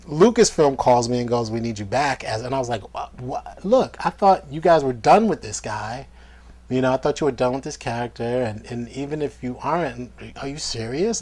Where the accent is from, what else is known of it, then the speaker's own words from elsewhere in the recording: New York, United States; being on like independent sets growing up in New York